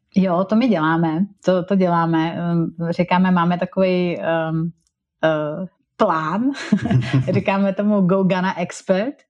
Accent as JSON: {"language": "Czech", "country": "Czechia", "also_born_or_lived": "England / Germany", "moved": "as an adult"}